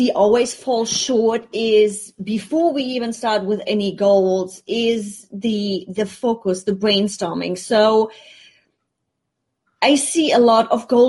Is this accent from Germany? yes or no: yes; Germany; now in United States; And considering I'm already coming from Germany where you have a bigger safety net, you have unemployment money, you have all kinds of stuff that you can do if things don't go as planned. And then you come into the States, you don't have that safety net.